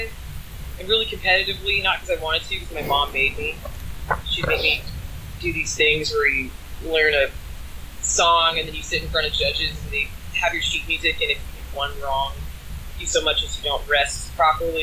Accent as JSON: {"language": "English", "town": "Jacksonville", "region": "Florida", "country": "United States", "also_born_or_lived": "St. Augustine, Florida", "moved": "as an adult", "lives_now": "Portland, United States", "said": "I'm from Jacksonville, but I had a tattoo shop in St. Augustine, Florida"}